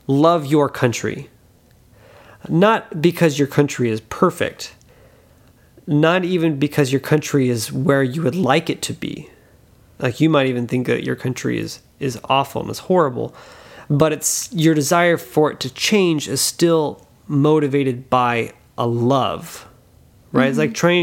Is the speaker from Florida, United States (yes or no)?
no; Louisiana, United States; I'm from Louisiana